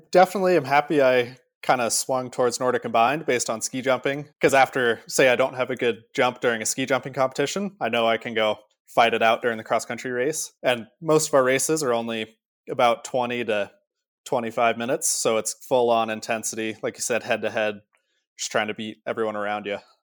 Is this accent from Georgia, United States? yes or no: no; Park City, Utah, United States; Growing up in Park City, every day on my way to school